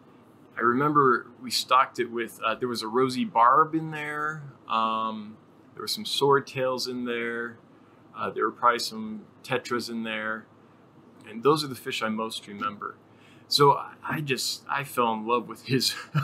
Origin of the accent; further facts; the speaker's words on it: Sierra Nevada foothills, Northern California, United States; I grew up in Northern California in the foothills of the Sierra Nevada Mountains